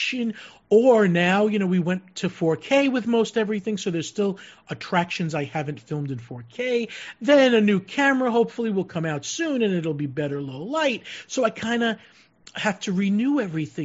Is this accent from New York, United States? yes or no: yes; Long Island, New York, United States; moved away; I'm from the East Coast, from Long Island